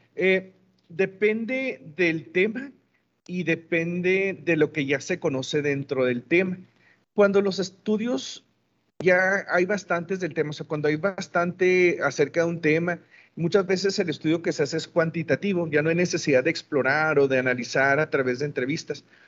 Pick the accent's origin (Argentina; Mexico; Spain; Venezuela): Mexico; Ciudad Juárez, Chihuahua; soy de aquí de Ciudad Juárez, aquí nací y aquí he vivido toda mi vida